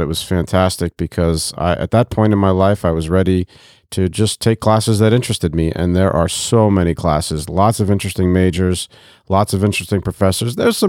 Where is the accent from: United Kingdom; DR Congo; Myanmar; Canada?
DR Congo; also born or lived in Côte d’Ivoire; now in Bloomington, United States; I grew up overseas. My parents are missionaries, so I grew up in West and Central Africa, mostly in the Democratic Republic of the Congo and in the Ivory Coast.